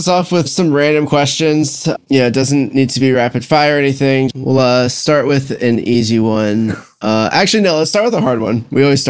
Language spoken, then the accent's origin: English; Cornwall, New York, United States; also born or lived in Florida; now in Washington, D.C., United States; I'm from New York, north of the city near West Point in Cornwall